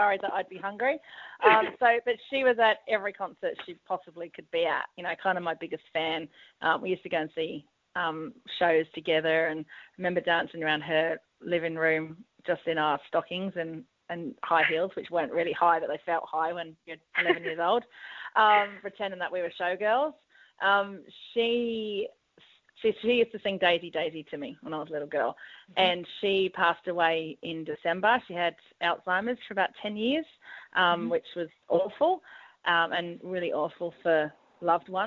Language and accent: English; England, United Kingdom; moved away as an adult; now in Sydney, Australia; I'm English, moved over here in 2000, studied music in the UK